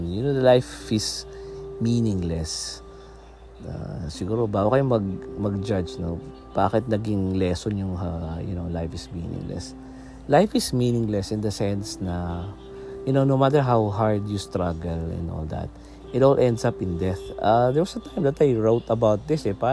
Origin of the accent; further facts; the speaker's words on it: Philippines; sa amin sa Philippines, dito sa Philippines sa atin, no?